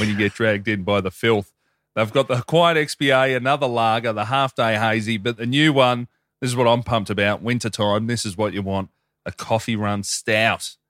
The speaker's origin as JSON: {"language": "English", "town": "Melbourne", "region": "Victoria", "country": "Australia", "tie": "born or raised there", "said": "growing up in Hoppers in the late nineties, early two thousands in the western suburbs of Melbourne there"}